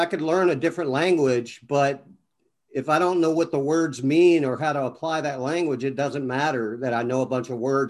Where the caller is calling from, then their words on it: Destin, Florida, United States; also born or lived in Atlanta; I'm actually in Destin, Florida right now, and I kind of bounce back and forth between here and Atlanta.